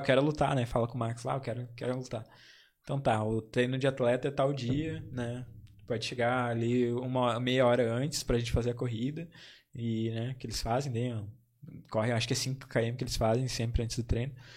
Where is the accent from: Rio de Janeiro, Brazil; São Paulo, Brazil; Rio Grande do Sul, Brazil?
Rio Grande do Sul, Brazil; Campo Bom; Eu sou de Campo Bom